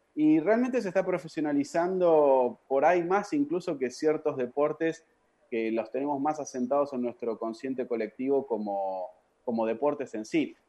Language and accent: Spanish; Argentina; moved away as an adult; Me fui del país a los 22, 21, 22